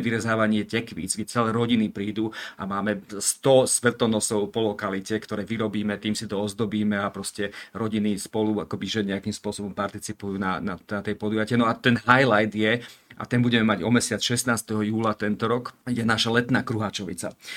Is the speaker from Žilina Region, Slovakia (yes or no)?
no; Rožňava, Košice Region, Slovakia; moved away; som hrdý e, rožňavčan a patriot e, rožňavský